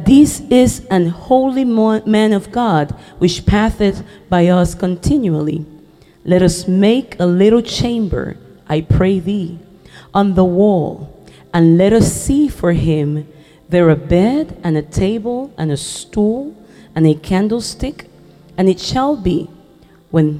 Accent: Puerto Rico; first language Spanish; English is a second language; I come from Puerto Rico

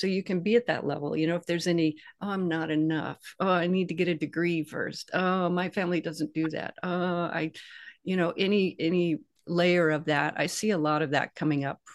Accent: the South, United States; I grew up in the South

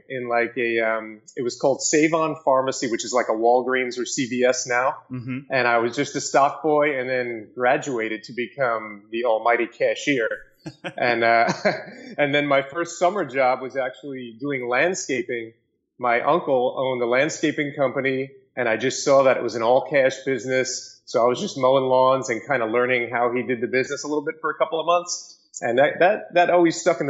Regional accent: New York City, New York, United States; I grew up in Staten Island, New York, and went to Monsignor Farrell High School

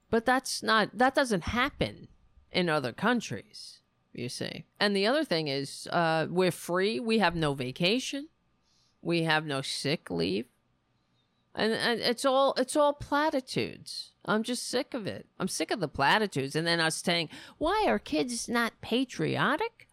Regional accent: United States; I'm an American

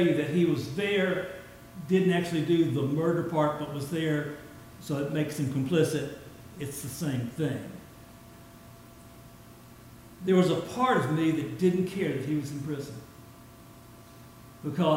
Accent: Mobile, Alabama, United States; I'm from Mobile

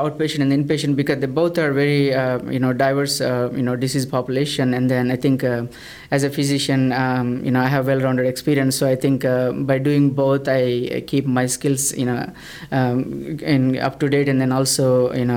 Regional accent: South India, India; moved away as an adult; also born or lived in Chicago / St. Louis; now in Texas, United States; I'm from South India. So I did my med school back in India

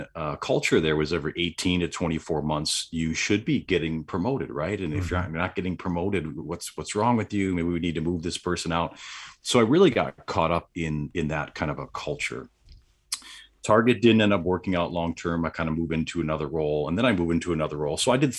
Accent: Random Lake, Wisconsin, United States; so I'm from Southeast Wisconsin, a really small town. Oddly enough, it's called Random Lake, and I get a lot of jokes about that because yes, there's a lake there, and that is pretty random.

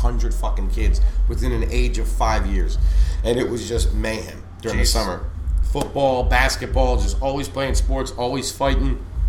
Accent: Wilkes-Barre, Pennsylvania, United States; also born or lived in suburbs of Philadelphia, Pennsylvania; we moved from where I was born in Wilkes-Barre down to the suburbs of Philly, and it was much more expensive area that we moved into. So when we first moved down there, we couldn't afford to buy, you know, buy a regular house. So we lived in a townhouse community

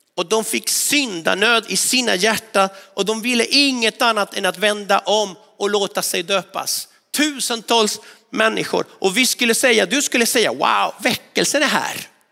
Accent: northwestern Argentina, Argentina; now in Sweden; utanför min hemstad i nordvästra Argentina

